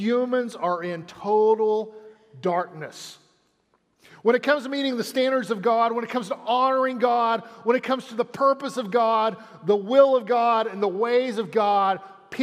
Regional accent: Amarillo, Texas, United States; I grew up in Amarillo

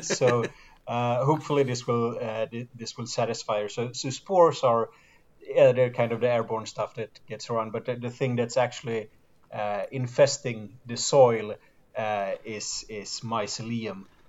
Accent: Sweden

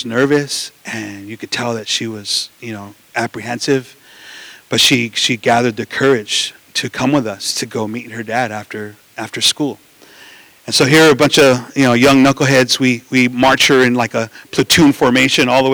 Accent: Los Angeles, California, United States; we grew up in East

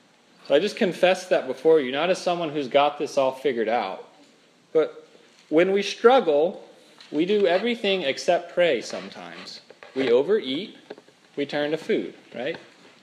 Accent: Minnesota, United States; And I'm from Minnesota. They've got a real strong accent up there.

